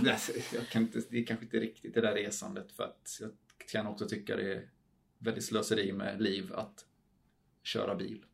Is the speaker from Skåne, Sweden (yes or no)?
no; Falkenberg, Halland County, Sweden; moved away as an adult; also born or lived in Idre / Switzerland; det är där jag kommer ifrån och det är det enda stället jag har någon form av släkt eller rötter